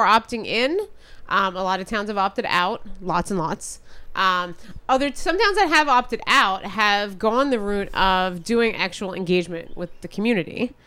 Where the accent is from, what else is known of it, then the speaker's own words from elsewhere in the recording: New Jersey, United States; Growing up in South Jersey